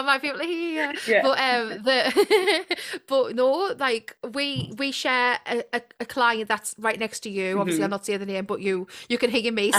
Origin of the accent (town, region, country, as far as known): Ponteland area, North East England, United Kingdom